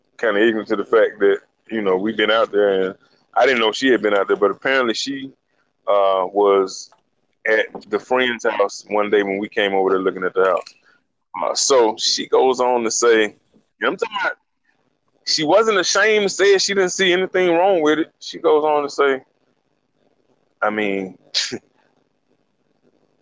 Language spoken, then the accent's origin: English; Montgomery, Alabama, United States; I was born in Montgomery. From the time I was younger until probably we got to high school